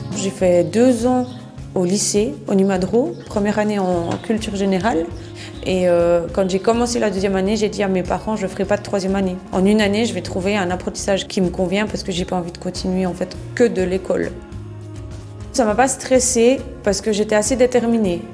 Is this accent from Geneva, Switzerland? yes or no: no; Boudry, Neuchâtel, Switzerland; J'ai grandi ici, euh, à Trois-Roues